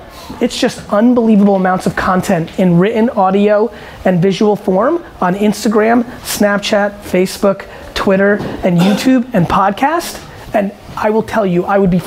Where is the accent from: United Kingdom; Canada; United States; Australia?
United States; also born or lived in Eastern Europe; as an American, you know, who was born in Eastern Europe